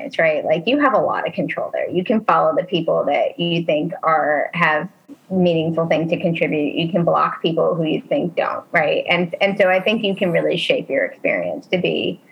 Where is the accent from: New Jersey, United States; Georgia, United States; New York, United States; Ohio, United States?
New Jersey, United States; now in Maryland, United States; I grew up in New Jersey